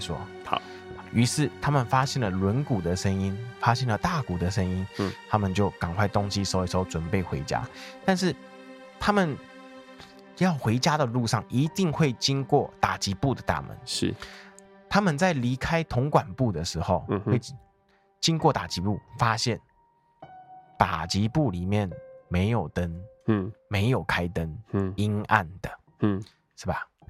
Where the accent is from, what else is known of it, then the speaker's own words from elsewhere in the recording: Taipei, Taiwan; 我们都是台北长大的